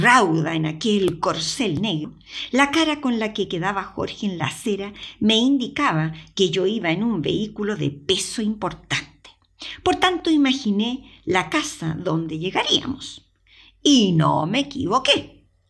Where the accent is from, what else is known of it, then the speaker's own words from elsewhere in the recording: Chile; accent: Chilean; moved away as an adult; also born or lived in Madrid / Palma de Mallorca; now in Spain; Mi acento chileno